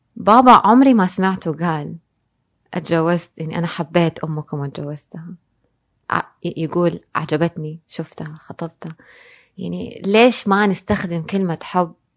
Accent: Jeddah, Makkah Province, Saudi Arabia; also born or lived in Dubai / New York; إحنا في الحجاز أو في جدة بالذات

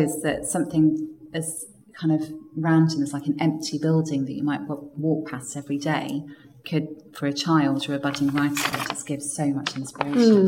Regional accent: Cambridge, East of England, United Kingdom; growing up in Cambridge, which is now one of it is the UK's most unequal city

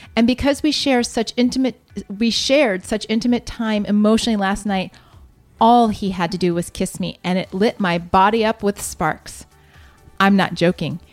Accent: Columbus, Ohio, United States; moved away; my hometown

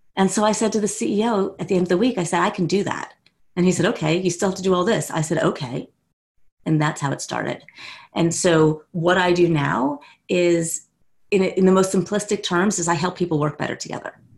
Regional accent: West Orange, New Jersey, United States; also born or lived in New York City; now in South Orange, United States; I grew up in West Orange

